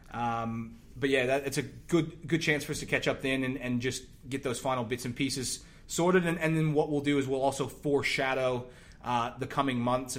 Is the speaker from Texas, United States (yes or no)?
yes; Texas, United States; moved away as an adult; now in Australia; I grew up in Texas